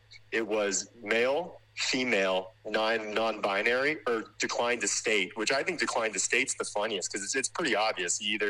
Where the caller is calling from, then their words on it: California, United States; I'm calling from the People's Republic of California